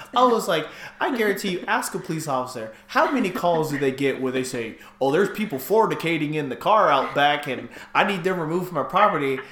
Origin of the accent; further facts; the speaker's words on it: California, United States; also born or lived in Virginia; now in Arizona, United States; I'm from California